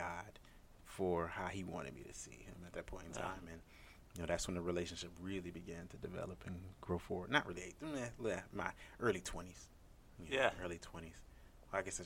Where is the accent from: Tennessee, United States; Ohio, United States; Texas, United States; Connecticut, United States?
Ohio, United States; Cleveland Heights; I am originally from a city called Cleveland, the suburb, actually, is more specifically Cleveland Heights. So, yeah, I was raised there